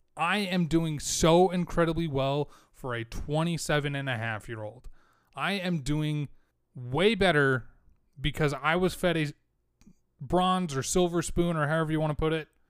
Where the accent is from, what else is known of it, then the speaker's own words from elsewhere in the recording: United States; I was born in America